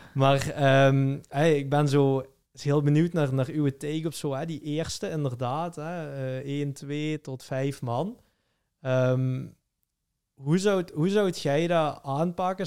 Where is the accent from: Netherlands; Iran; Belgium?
Belgium; Flemish / Limburg, Flanders; als Vlamingen of als Limburgers